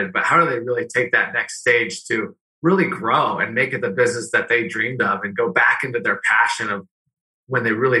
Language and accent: English; Northern California, United States; moved away as an adult; also born or lived in Arizona; I grew up in Northern California, Niners fan